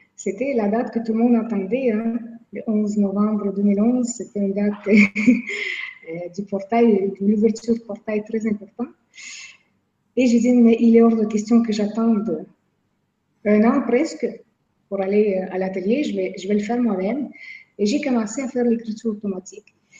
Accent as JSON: {"language": "French", "region": "Quebec", "country": "Canada", "said": "je viens de Québec."}